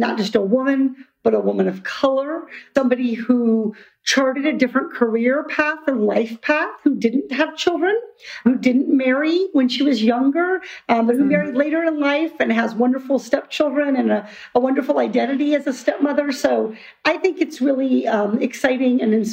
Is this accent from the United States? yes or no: yes; Iowa, United States; I grew up in Iowa, far from the ocean.